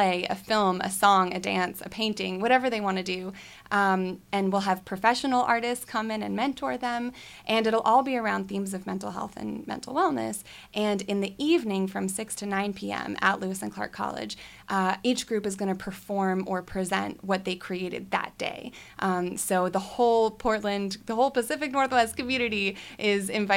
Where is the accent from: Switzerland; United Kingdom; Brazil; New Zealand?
Switzerland; now in United States; I grew up in Switzerland